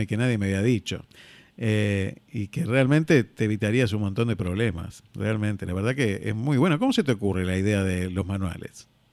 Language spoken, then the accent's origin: Spanish; Argentina; also born or lived in Spain